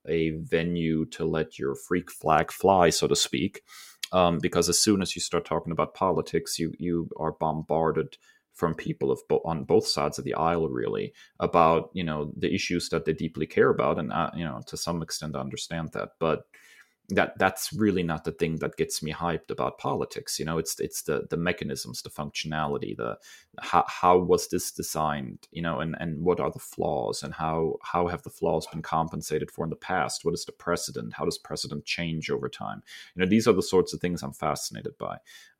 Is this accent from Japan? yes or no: no; Germany; now in United States; I grew up in Germany and it seemed to be a part of my heritage that I was trying to connect with, you know, my father being originally from the United States.